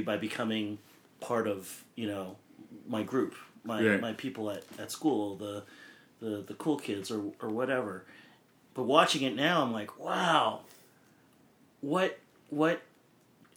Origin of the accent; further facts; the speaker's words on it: Hamilton, Ontario, Canada; when I was still living at home at my mom and dad's in Hamilton